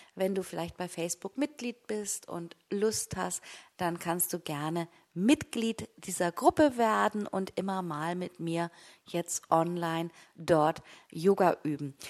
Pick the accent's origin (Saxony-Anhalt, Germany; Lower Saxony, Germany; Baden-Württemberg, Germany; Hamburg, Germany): Hamburg, Germany; also born or lived in Güby; jetzt an meinem neuen Wohn-, Wohnort als waschechte Hamburgerin